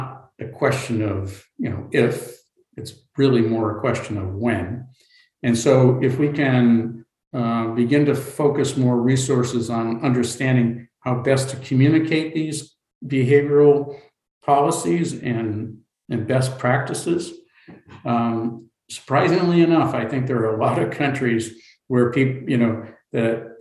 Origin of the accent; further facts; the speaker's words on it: United States; as an American